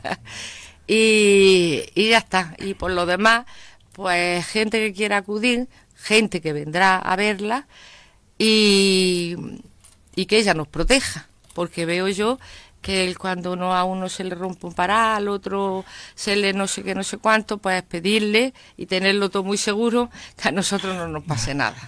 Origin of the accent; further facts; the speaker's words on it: Andalusia, Spain; nosotros somos los andaluces o los españoles